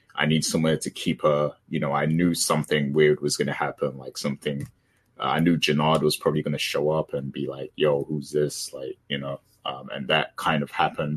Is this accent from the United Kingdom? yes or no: no; Jamaica; as a Jamaican